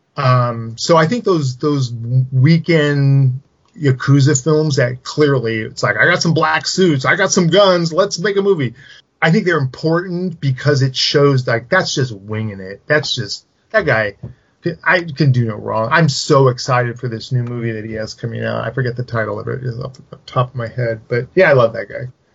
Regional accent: Silicon Valley, California, United States; around where I grew up in Silicon Valley

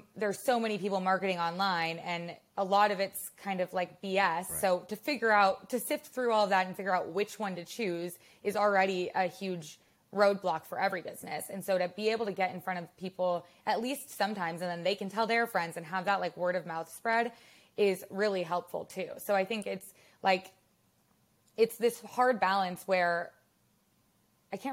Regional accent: Madison, Wisconsin, United States; also born or lived in Chicago / Los Angeles; now in New York, United States; I grew up in Wisconsin and I grew up in Madison.

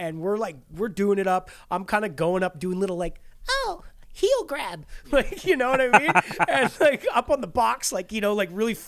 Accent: Nova Scotia, Canada; now in Vancouver, Canada; I'm from Nova Scotia

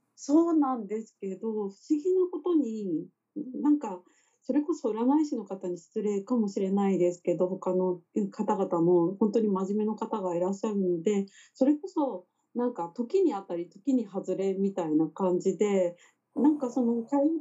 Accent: Kagoshima, Japan; moved away as an adult; now in Tokyo, Japan; 私自身出身が鹿児島っていうこともありまして、その田舎の地元

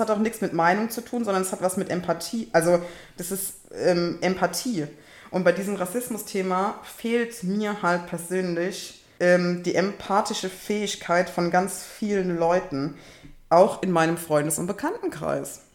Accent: Kaiserslautern, Rhineland-Palatinate, Germany; ich komme aus Kaiserslautern

